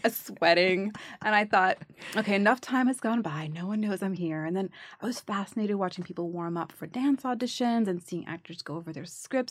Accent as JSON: {"language": "English", "town": "New York City", "region": "New York", "country": "United States", "tie": "born or raised there", "said": "I grew up in the Bronx"}